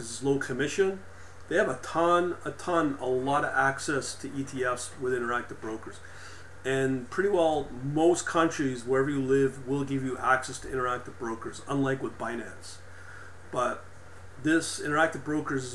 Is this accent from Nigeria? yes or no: no; Canada; also born or lived in Ontario; because I'm a Canadian, but we're kind of like American as well